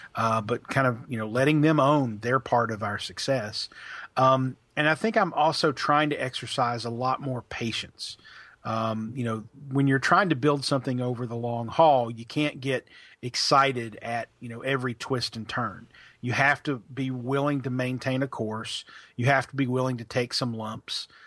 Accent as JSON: {"language": "English", "town": "Pikeville", "region": "Kentucky", "country": "United States", "tie": "born or raised there", "also_born_or_lived": "Logan, West Virginia / Birmingham, Alabama", "moved": "as an adult", "lives_now": "Louisville, United States", "said": "I'm from, uh, Pikeville, Kentucky. That's where I grew up"}